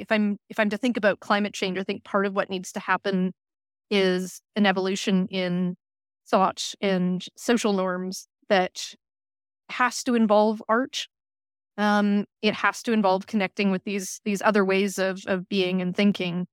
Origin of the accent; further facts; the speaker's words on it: Saskatoon, Saskatchewan, Canada; moved away as an adult; now in Cambridge, United Kingdom; I returned home to my hometown in, in Saskatoon